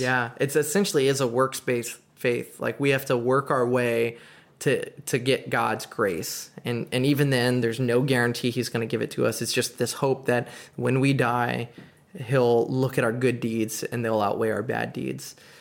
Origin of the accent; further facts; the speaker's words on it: United States; as an American